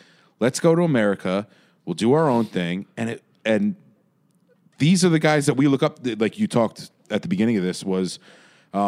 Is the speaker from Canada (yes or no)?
no; Orange County, New York, United States; I'm from Orange County